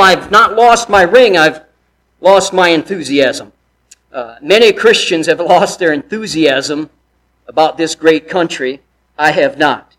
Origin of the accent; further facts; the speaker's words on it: United States; I'm an American.